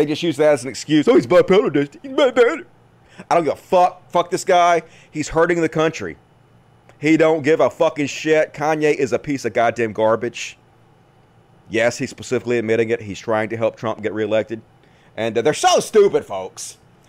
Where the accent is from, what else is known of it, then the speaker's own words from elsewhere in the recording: Bosnia & Herzegovina; I'm from Bosnia. My aunt and uncle live in Serbia, and my uncle has the virus.